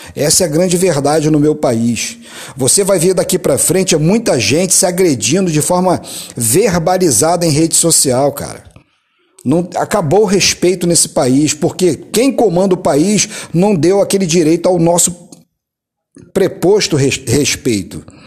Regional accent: Brazil

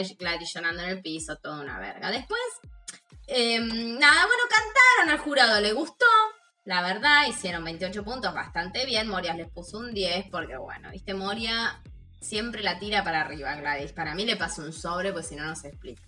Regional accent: Santa Rosa, La Pampa, Argentina; moved away; Yo estoy en La Pampa, ¿no? En mi ciudad natal, en este momento

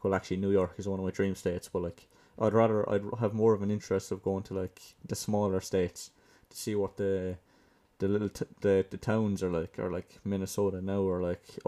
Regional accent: Limerick, Munster, Ireland; from where I'm from, Limerick now, that's like, it's like center, I'd like to say center, kind of south center of Ireland

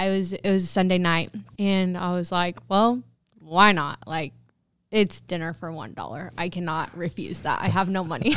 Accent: Protection, Kansas, United States; I grew up in Protection, Kansas, which is an itty bitty, teeny tiny town in Southwest Kansas.

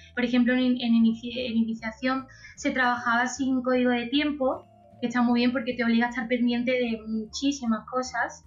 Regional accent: Antequera, Andalusia, Spain; accent: Andalusian; also born or lived in Málaga; soy andaluza, andaluza. Soy antequerana y, he estudiado en Málaga muchos años

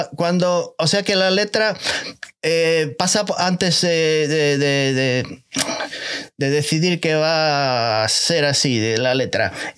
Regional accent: A Coruña, Galicia, Spain; tengo mi casa en la, en Coruña

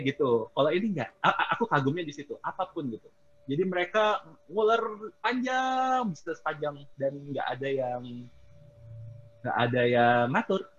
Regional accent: Indonesia; moved away as an adult; now in Philippines; saya dari Indonesia

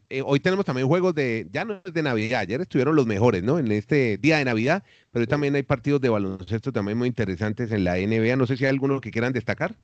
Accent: Colombia; now in Chile; yo soy colombiano, vivo en Chile

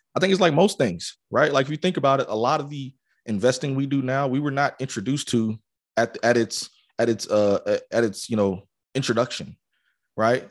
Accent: Atlanta, Georgia, United States; I grew up in Atlanta

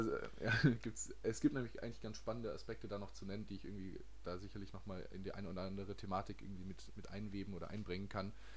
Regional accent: Baden-Baden, Baden-Württemberg, Germany; moved away as an adult; now in France; ich komme aus Baden-Baden.

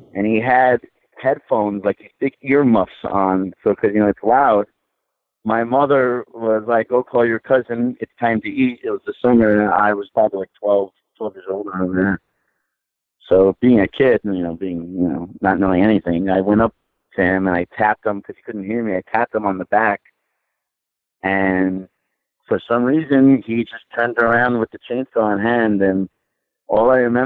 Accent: New York City, New York, United States; we're from Queens

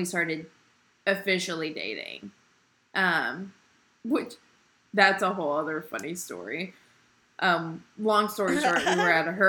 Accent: Indiana, United States; I'm from Indiana

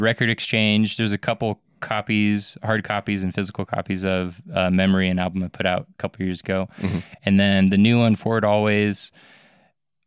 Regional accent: Nevada, United States; I'm from Nevada

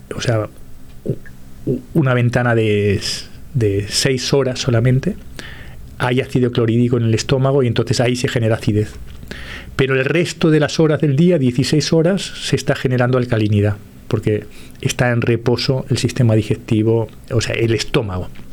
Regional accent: Uruguay; moved away; yo como soy de origen uruguayo

